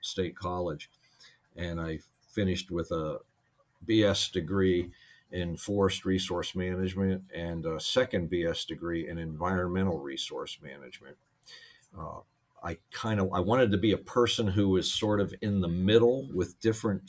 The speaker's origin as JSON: {"language": "English", "town": "Pittsburgh", "region": "Pennsylvania", "country": "United States", "tie": "born or raised there", "said": "I grew up in Pittsburgh"}